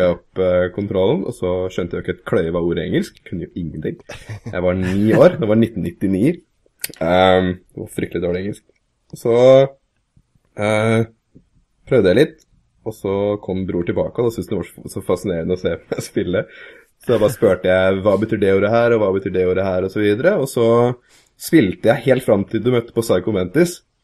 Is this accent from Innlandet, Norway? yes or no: yes; Kongsvinger, Innlandet, Norway; also born or lived in Scotland; now in Hamar, Norway; Jeg vokste opp på Kongsvinger, vokste opp der fram til jeg var 19